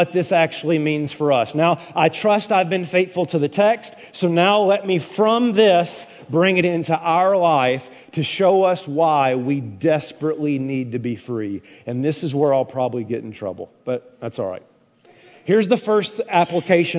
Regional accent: Tennessee, United States; I'm from Tennessee, brother. The volunteer state, the two things we were raised to do is salute the flag and support the troops

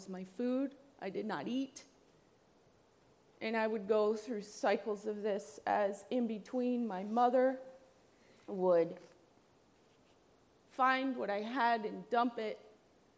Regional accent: New Jersey, United States; I am from New Jersey

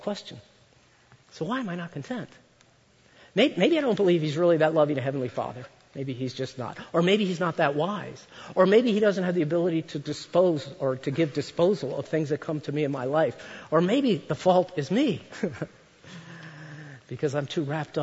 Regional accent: United States; I grew up just outside of Washington, D.C.

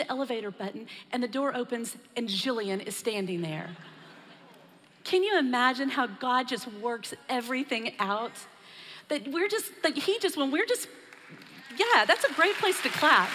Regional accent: Texas, United States; I was born and raised in Texas, so I'm probably a little more accustomed to the heat

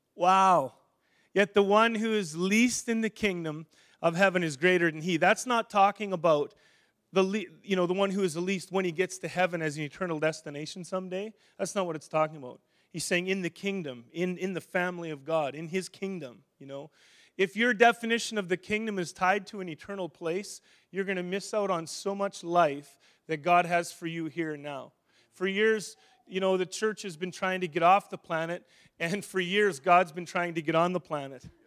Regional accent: Saskatchewan, Canada; also born or lived in Edmonton; now in Winnipeg, Canada; I grew up in Saskatchewan

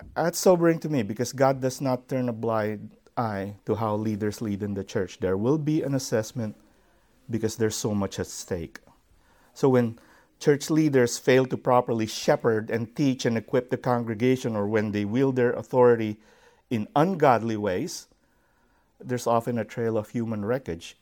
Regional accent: Philippines; I grew up, um, in such a setting. I am from the Philippines

